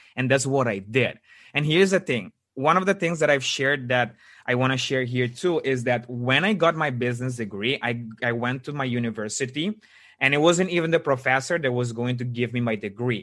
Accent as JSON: {"language": "English", "country": "Aruba", "tie": "born or raised there", "moved": "as an adult", "lives_now": "Netherlands", "said": "I actually was born in Aruba, and in 2016, I've moved to the Netherlands."}